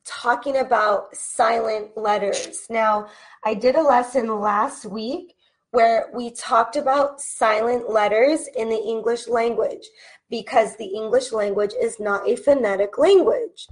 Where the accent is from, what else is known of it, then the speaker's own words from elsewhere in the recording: California, United States; accent: California; with my accent being from California